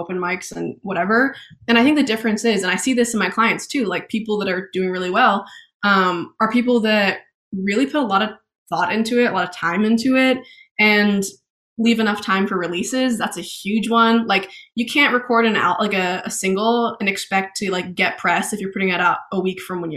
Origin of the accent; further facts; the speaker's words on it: Maine, United States; also born or lived in Boston / London / Oxford; I was born in Boston, moved to Maine when I was a little kid, and then spent my first grade in London, moved back to Maine